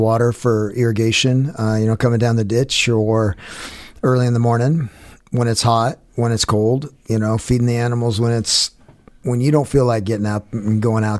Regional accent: Star, Idaho, United States; also born or lived in California / Boise; I grew up on a farm there in Star, Idaho, and went to Lowell Scott Junior High there on off of Eagle Road and McMillan, and then I went to Meridian High

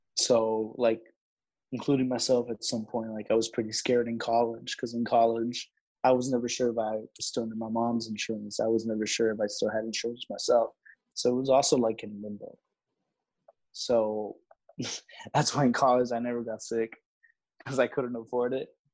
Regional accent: Laredo, Texas, United States; I was raised in Laredo, so it's a predominantly um, Mexican American Hispanic city

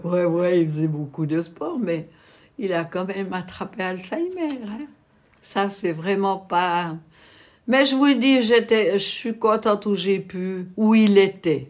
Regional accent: Malleray-Bévilard, Bern, Switzerland; j'ai grandi à Malrebé-Villa

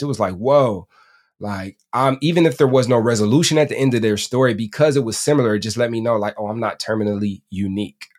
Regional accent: Detroit, Michigan, United States; I'm from Detroit

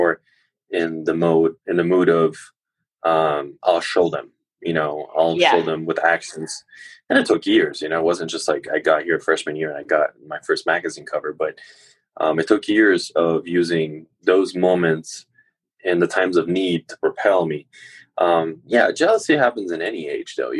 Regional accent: Chile; now in United States; when I was growing up in Chile

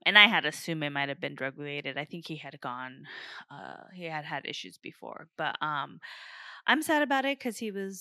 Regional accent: Riverside, California, United States; So are we.

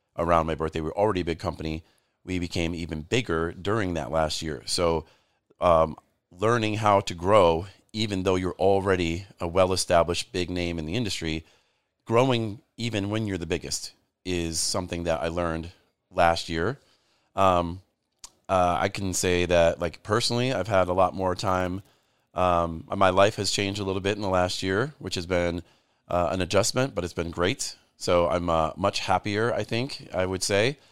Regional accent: Grand Rapids, Michigan, United States; growing up in Grand Rapids, Michigan

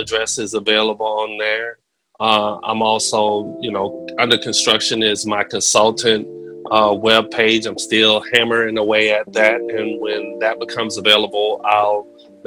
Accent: Pensacola, Florida, United States; accent: Southern; Pensacola, Florida.

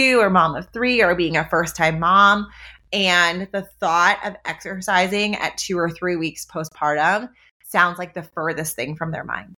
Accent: Ontario, Canada; moved away; I'm a Canadian. My husband and I, Nick, who was on the podcast a couple of weeks ago, we are from Ontario

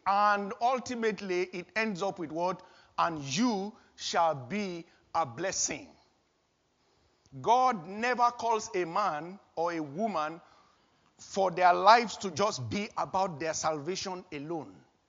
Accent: Nigeria; moved away as an adult; But before that time, I was working fully in Nigeria, my home country, my birth country.

